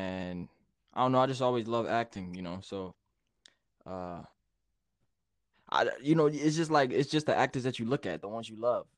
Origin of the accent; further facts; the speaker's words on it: Baltimore, Maryland, United States; also born or lived in Hampton / Delaware; I was born in Virginia, Hampton, Virginia, and then I lived in Delaware for a bit, and then spent most of my life in Baltimore.